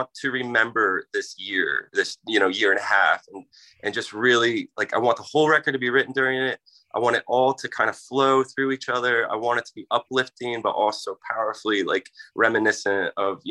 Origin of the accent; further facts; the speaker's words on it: Philadelphia, Pennsylvania, United States; I grew up in Philly